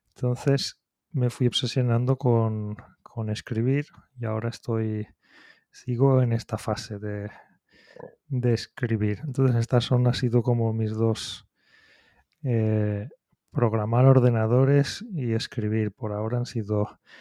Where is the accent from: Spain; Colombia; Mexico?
Spain; moved away as an adult; now in Japan; soy, el, español, un español que lleva aquí, llevo casi 20 años en Japón